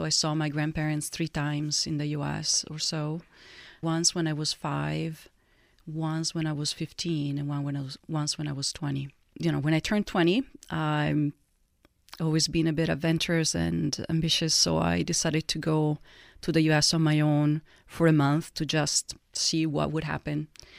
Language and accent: English; Italy; English is a second language; people would immediately ask me, oh, where are you from? You're from Italy.